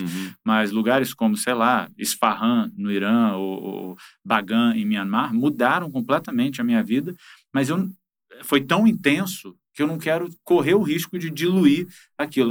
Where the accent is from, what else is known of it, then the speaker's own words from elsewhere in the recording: Rio de Janeiro, Brazil; Eu sou carioca com muito orgulho